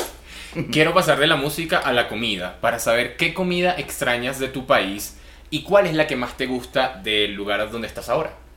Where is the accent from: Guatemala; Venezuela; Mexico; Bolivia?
Venezuela; now in Colombia; nosotros los venezolanos aquí